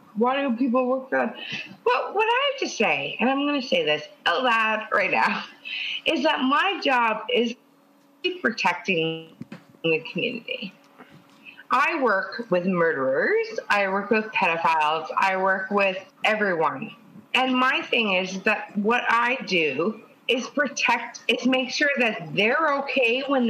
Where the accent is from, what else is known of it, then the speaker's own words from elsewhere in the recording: Canada; I'm from Canada.